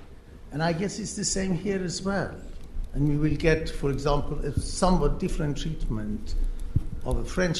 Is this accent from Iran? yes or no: yes; Iran; moved away; I come from Iran